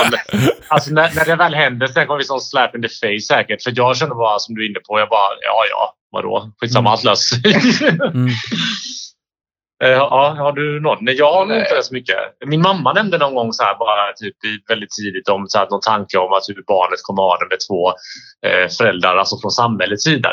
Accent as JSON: {"language": "Swedish", "country": "Bosnia & Herzegovina", "moved": "yes", "lives_now": "Sweden", "said": "jag är ju från Bosnien"}